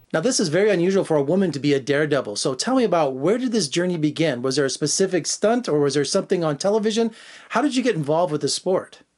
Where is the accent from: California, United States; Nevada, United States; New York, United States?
Nevada, United States; Las Vegas; I was born and raised in Las Vegas.